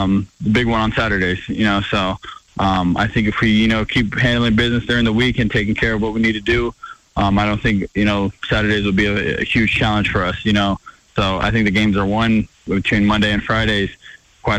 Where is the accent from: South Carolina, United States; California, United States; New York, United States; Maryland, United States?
California, United States; Fresno; moved away as an adult; going back to the West Coast and back to my home state.